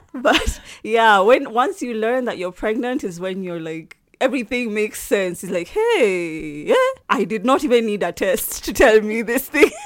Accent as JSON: {"language": "English", "region": "Nairobi", "country": "Kenya", "said": "I'm from Nairobi, Kenya"}